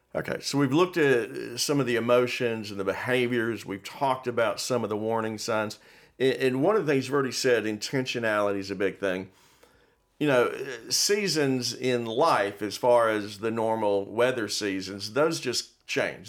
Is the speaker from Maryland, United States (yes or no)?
no; Miami, Florida, United States; I grew up in Miami, and I remember we'd have hurricanes